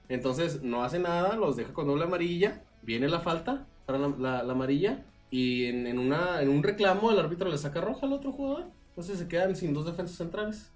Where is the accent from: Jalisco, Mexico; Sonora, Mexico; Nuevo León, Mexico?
Jalisco, Mexico; somos los tres de Jalisco